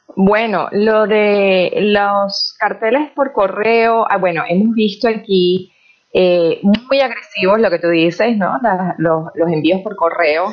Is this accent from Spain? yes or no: no; Venezuela; moved away as an adult; now in United States; como venezolana